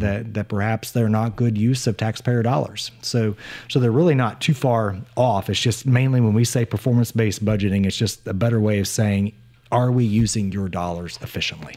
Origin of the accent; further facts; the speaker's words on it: Appleton City, Missouri, United States; also born or lived in Jefferson City, Missouri; we relocated from Jefferson City back to Appleton City